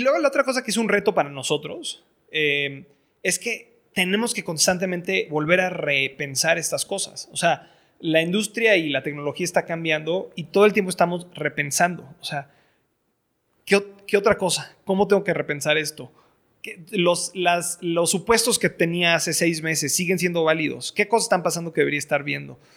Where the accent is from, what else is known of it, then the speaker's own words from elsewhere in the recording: Mexico; moved away; soy, mexicano, estoy educado en el extranjero